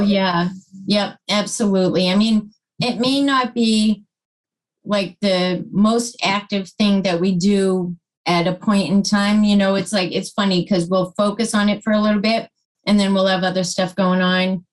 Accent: Plymouth, Massachusetts, United States; In Plymouth

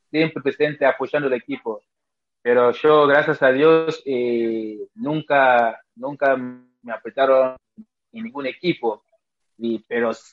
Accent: Nigeria; Spanish is a second language; Mira, la verdad, en Nigeria creo que no se hace frío, frío, frío no, porque nosotros todo el año puede estar con manta corta

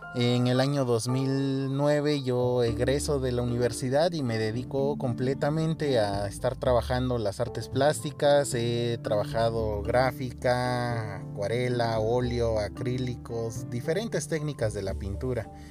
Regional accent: Oaxaca, Mexico; soy artista plástico oaxaqueño, de, radico aquí en el estado de Oaxaca, México

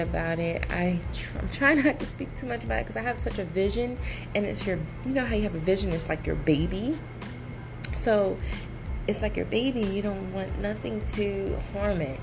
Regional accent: Decatur, Georgia, United States; moved away as an adult; also born or lived in San Diego, California; now in Florida, United States; I am originally from Georgia, Atlanta, Georgia, Decatur, Georgia

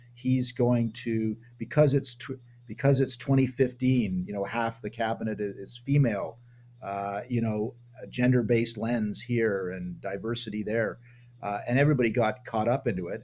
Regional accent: Canada; as a Canadian politician, when I was one

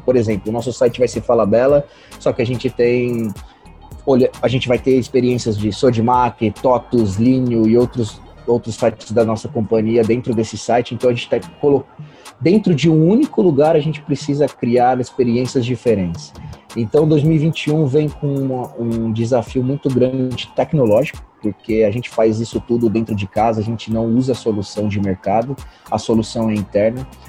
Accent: Birigui, São Paulo, Brazil; moved away; sou natural de uma cidade de, de Birigui, que se chama Birigui, é, interior de São Paulo

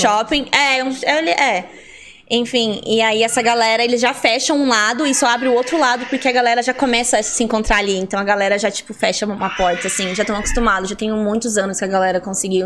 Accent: Colombo, Paraná, Brazil; moved away as an adult; also born or lived in interior of São Paulo state; now in São Paulo, Brazil; Eu nasci no interior de São Paulo, né? Mas fui criada em Curitiba, eu falo que eu sou de lá, né? Em ah. Colombo.

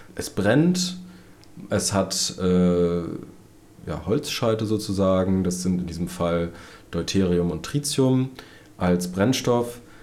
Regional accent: Berlin, Germany; meine Heimatstadt Berlin

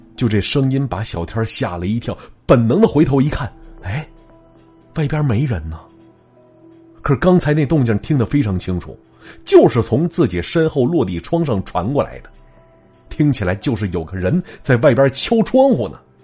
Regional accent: Northeast China, China; accent: Northeastern; 这叫秧子呀，是咱东北话

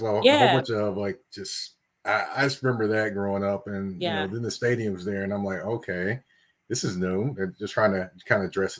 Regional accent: Nashville, Tennessee, United States; I grew up like Nashville, but if you go like a couple streets over, it's Antioch.

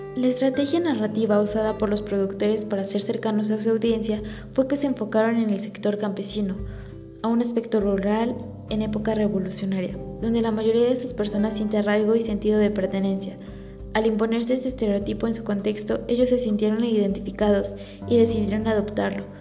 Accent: Mexico

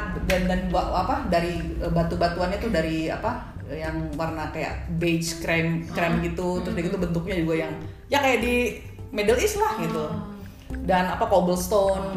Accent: Indonesia; gue dari Indonesia

